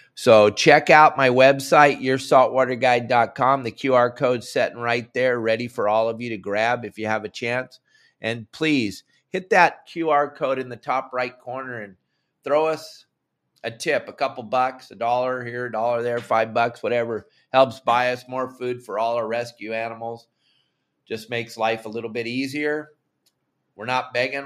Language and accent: English; Southern California, United States; moved away; when I was a young man growing up in Southern California